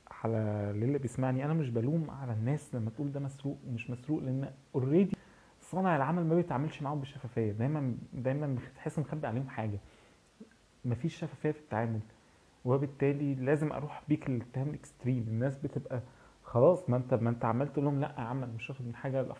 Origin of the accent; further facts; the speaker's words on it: Egypt; انا انا كمشاهد مصري انا حاسس بالاستغفال